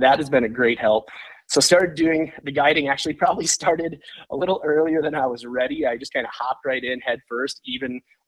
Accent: Roseau, Minnesota, United States; now in Park Rapids, United States; I grew up in Roseau, Minnesota, you know, 20 minutes away from Lake of the Woods

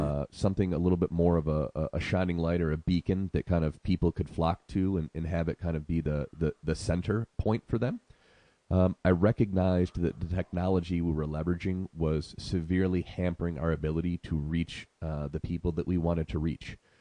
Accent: Syracuse, New York, United States; moved away as an adult; also born or lived in Arizona; now in Sedona, United States; I'm originally from Syracuse, New York

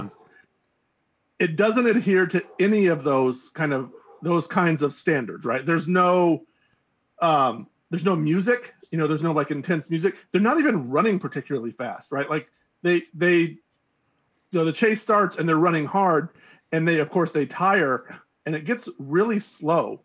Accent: United States; as an American who's used to watching, you know, American action films

